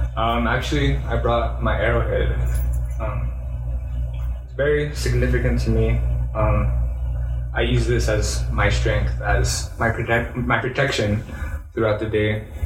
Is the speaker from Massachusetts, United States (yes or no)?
no; Albuquerque, New Mexico, United States; moved away as an adult; also born or lived in Laguna Pueblo, New Mexico; now in Denver, United States; growing up in New Mexico, specifically Albuquerque, you know, it's predominantly uh, minorities